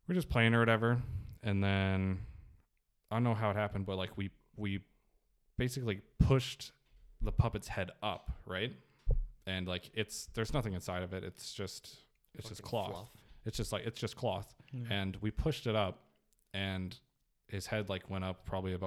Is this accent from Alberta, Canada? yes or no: no; Nelson, British Columbia, Canada; we were in Nelson, which is my hometown